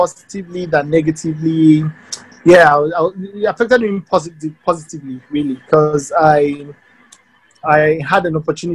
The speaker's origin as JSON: {"language": "English", "region": "Ogun State", "country": "Nigeria", "said": "I'm from Ogun State"}